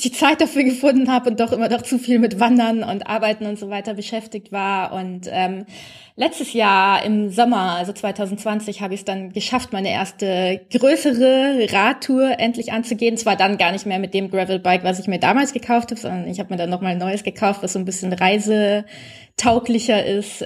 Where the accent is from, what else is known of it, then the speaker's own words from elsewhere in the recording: Bavaria, Germany; für mich als Bayerin